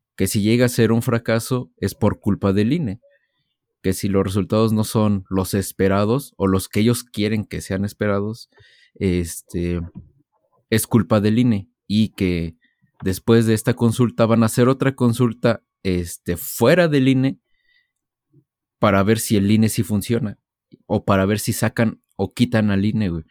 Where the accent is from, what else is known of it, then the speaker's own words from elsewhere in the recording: Mexico; todos como mexicanos sabemos